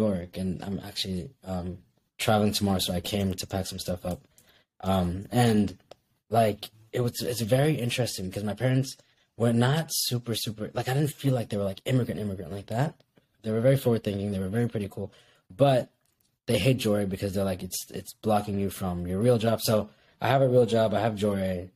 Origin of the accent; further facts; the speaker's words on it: Kuwait; also born or lived in Bangladesh; now in United States; me being a Bengali American that grew up in Kuwait